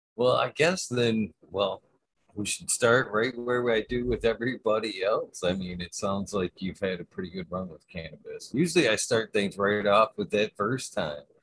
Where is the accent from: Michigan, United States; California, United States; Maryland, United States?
Michigan, United States; I'm from Michigan, Michigan native my whole life